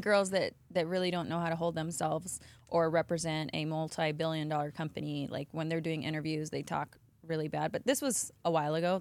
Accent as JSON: {"language": "English", "town": "Las Vegas", "region": "Nevada", "country": "United States", "tie": "born or raised there", "moved": "yes", "said": "born and raised in Vegas"}